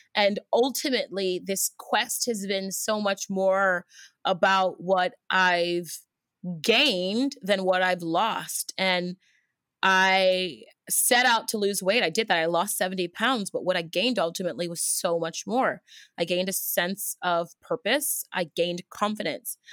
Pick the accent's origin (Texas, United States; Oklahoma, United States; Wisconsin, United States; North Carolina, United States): Texas, United States; Houston; also born or lived in Los Angeles, United States; now in New York, United States; I'm originally from Houston, Texas